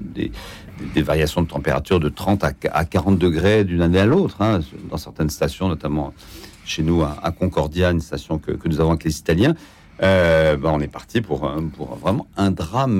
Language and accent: French; France; on est français